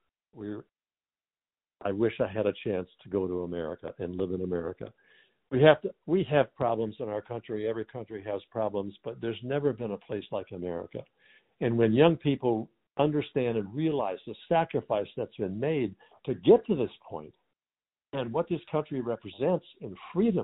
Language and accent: English; Jackson, Michigan, United States; moved away as an adult; now in Indiana, United States; I was born and raised in lower Michigan in Jackson